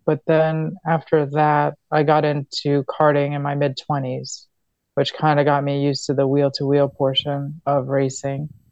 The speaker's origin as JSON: {"language": "English", "region": "New York", "country": "United States", "tie": "born or raised there", "also_born_or_lived": "Florida", "moved": "yes", "said": "I was born in New York"}